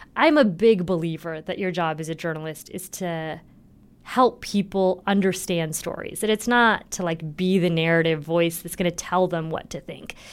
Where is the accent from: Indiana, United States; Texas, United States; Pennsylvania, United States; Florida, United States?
Indiana, United States; I'm from Indiana